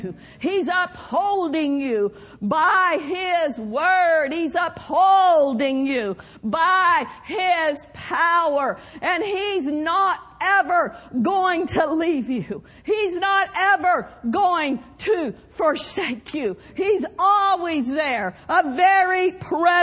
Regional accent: Skedee, Oklahoma, United States; the church that I grew up in Skeedy, Oklahoma

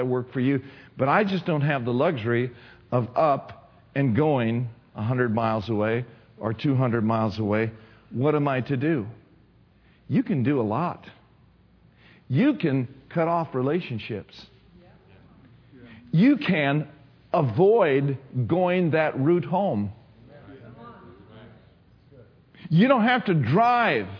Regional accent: Minneapolis, Minnesota, United States; I grew up in Minneapolis, Twin City area

